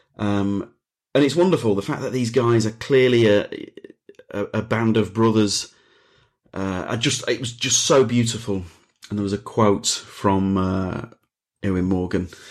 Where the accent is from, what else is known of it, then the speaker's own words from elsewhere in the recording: Leeds, Yorkshire and the Humber, United Kingdom; I'm from Leeds